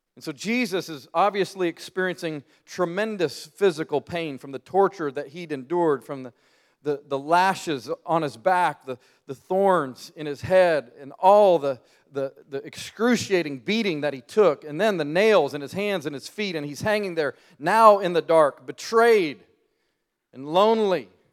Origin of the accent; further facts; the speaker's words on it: Colorado, United States; moved away as an adult; now in Birmingham, United States; I'm from the Rocky Mountains